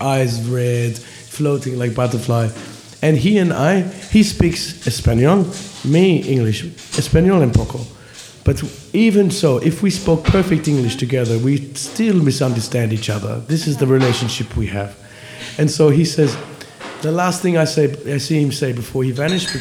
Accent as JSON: {"language": "English", "town": "Cranbourne", "region": "Victoria", "country": "Australia", "tie": "born or raised there", "said": "I grew up on border of country and city in a place called Cranbourne"}